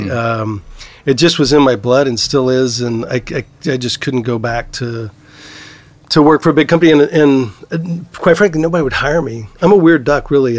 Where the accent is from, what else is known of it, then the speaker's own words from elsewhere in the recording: Southeast Texas, United States; now in California, United States; I grew up in Southeast Texas and, you know, oil country